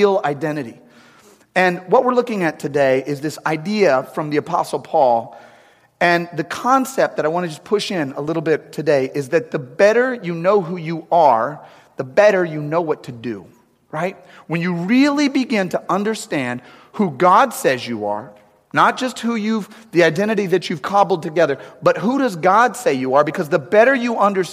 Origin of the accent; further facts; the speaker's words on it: St. Louis, Missouri, United States; also born or lived in St. Charles; we're both from St. Louis.